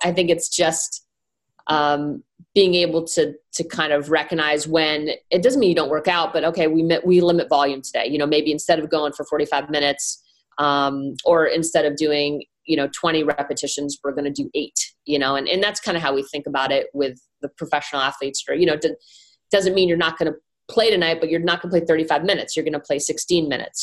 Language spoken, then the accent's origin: English; Northeast, United States; moved away as an adult; also born or lived in Iowa; I'm kind of from the Northeast, uh, and I played played a lot of sports in high school